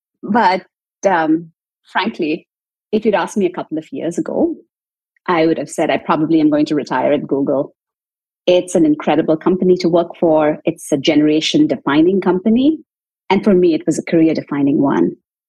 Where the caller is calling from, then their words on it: Chicago, Illinois, United States; I'm calling in from Chicago. It's a cloudy day today, but I'm doing well.